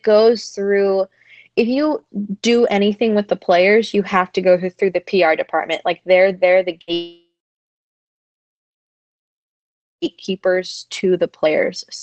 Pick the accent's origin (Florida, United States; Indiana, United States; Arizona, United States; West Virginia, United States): Florida, United States; Tampa; I was born and raised in Tampa.